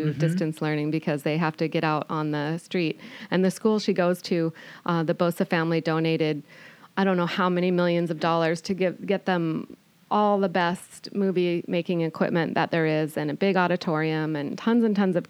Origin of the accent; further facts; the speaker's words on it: Bellingham, Washington, United States; also born or lived in Marysville, Washington / Stanwood, Washington / Vancouver, Canada; now in Camano Island, United States; I was raised in Bellingham, and then my family moved to Marysville, and I graduated from Marysville Pilchuck High School